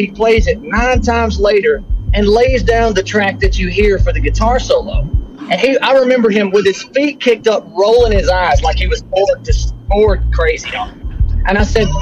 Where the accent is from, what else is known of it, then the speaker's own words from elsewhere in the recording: Muscle Shoals, Alabama, United States; growing up in Muscle Shoals, Alabama